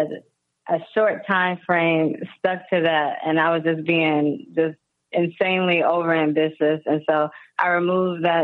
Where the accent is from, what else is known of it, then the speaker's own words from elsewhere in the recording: New York City, New York, United States; moved away; also born or lived in Houston / Los Angeles; I'm from New York, but I've lived in Houston